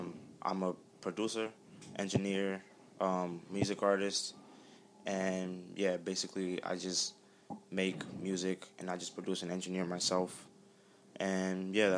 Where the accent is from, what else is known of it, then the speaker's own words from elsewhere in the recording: Dominican Republic; I'm Dominican.